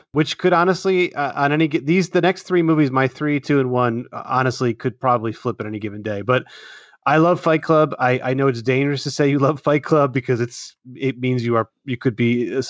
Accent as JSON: {"language": "English", "town": "Philadelphia", "region": "Pennsylvania", "country": "United States", "tie": "born or raised there", "said": "I grew up around the Philadelphia area, and so that movie was kind of a big deal when it came out, obviously."}